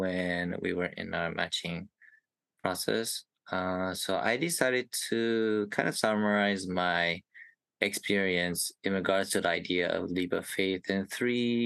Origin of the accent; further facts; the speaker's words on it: Indiana, United States; I am from Indiana, a cute little Midwest state in the U.S.